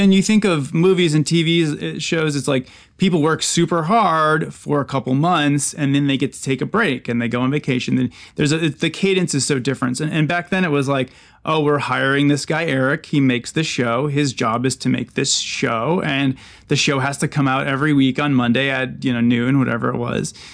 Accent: Eau Claire, Wisconsin, United States; I'm from Eau Claire, Wisconsin

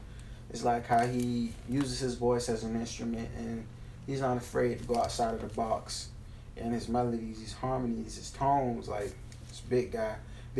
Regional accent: Savannah, Georgia, United States; Born and raised in Savannah

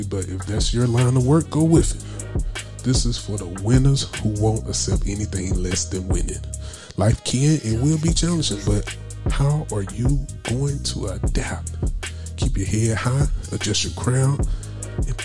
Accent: Anderson, South Carolina, United States; my hometown, also of Anderson, South Carolina

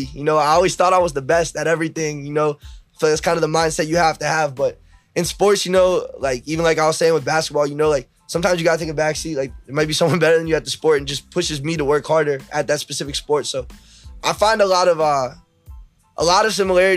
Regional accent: Germantown, Maryland, United States; Growing up in Germantown was awesome

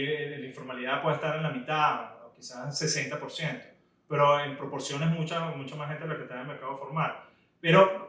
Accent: Venezuela

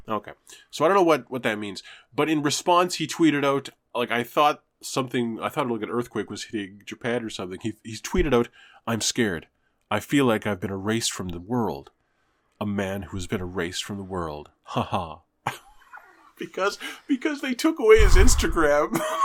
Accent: Canada; I'm a Canadian, ethnically Jewish

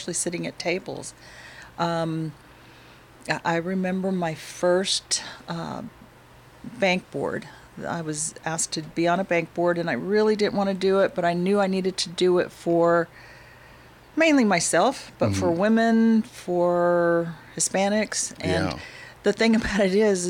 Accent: Albuquerque, New Mexico, United States; I was born in Albuquerque, New Mexico

